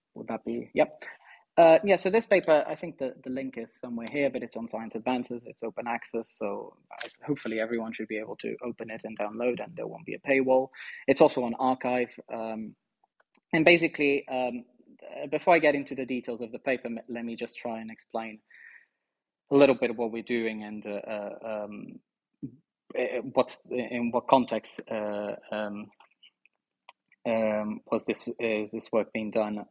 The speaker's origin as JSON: {"language": "English", "area": "Póvoa de Varzim", "region": "Norte", "country": "Portugal", "tie": "born or raised there", "also_born_or_lived": "Porto", "moved": "yes", "said": "I spent most of my time in Porto. I'm actually from a, a town just outside Porto called uh, Povo de um, okay. and uh, but yeah, I mean, I, I spent my life there"}